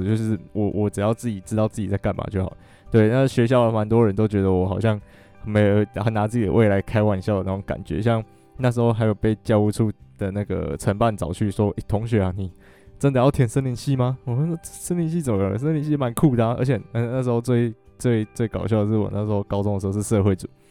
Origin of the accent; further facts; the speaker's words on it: Alishan, Chiayi County, Taiwan; 我真的是从小就住在阿里山